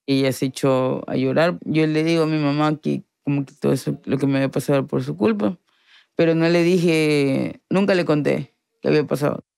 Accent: Guayaquil, Guayas, Ecuador; nací acá en Guayaquil

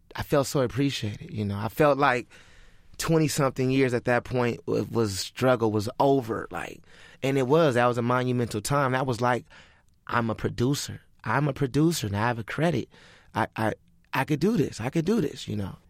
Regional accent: Crenshaw district, California, United States; We come from a different side. We come from the Crenshaw district.

